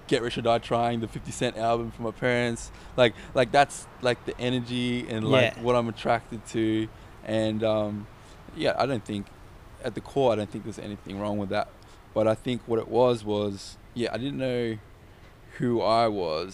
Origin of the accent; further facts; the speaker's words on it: Ipswich, Queensland, Australia; also born or lived in Adelaide, Australia; From Adelaide, we moved to Ipswich, and I lived in Ipswich.